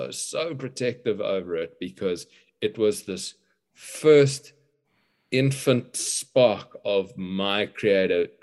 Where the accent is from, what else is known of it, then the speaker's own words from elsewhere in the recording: Cape Town, Western Cape, South Africa; I grew up in Cape Town, apartheid South Africa generation